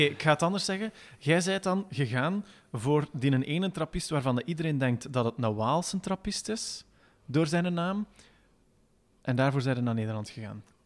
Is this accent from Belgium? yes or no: yes; Belgium; wij Belgen